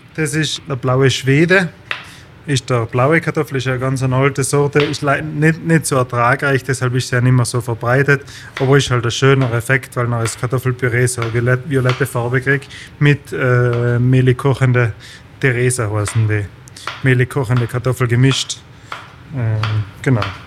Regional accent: Brixen, Trentino-Alto Adige, Italy; Ich bin auf dem Hof geboren

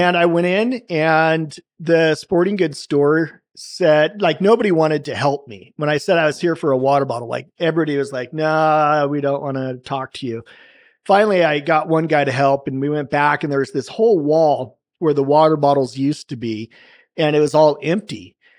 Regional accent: Salem, Oregon, United States; I grew up in Salem, Oregon

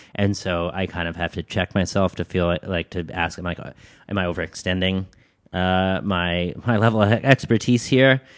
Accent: Midland, Michigan, United States; moved away; also born or lived in Ames, Iowa / New York City; I grew up in Midland, Michigan. Uh, I was born in Ames, Iowa. Uh, when I was two, my family moved to Midland, Michigan

